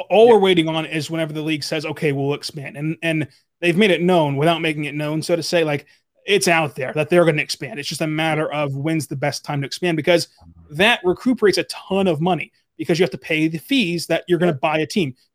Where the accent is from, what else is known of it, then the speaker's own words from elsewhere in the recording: Oklahoma, United States; We've got a brand new stadium in Oklahoma City that they just built. We're going to go there. I'm from Oklahoma. I want to go home.